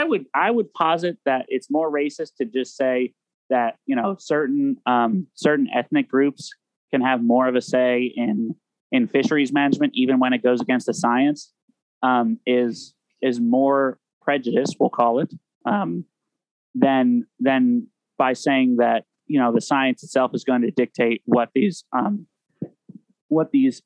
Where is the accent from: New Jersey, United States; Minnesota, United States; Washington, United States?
New Jersey, United States; now in Alaska, United States; my home state of New Jersey